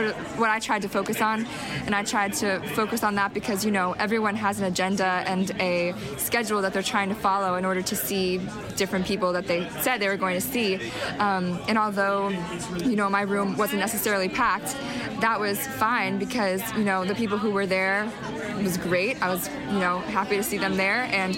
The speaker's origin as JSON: {"language": "English", "town": "Cincinnati", "region": "Ohio", "country": "United States", "lives_now": "Worcester, United States", "said": "I'm originally from Cincinnati, Ohio, but I'm based in Worcester, Massachusetts right now."}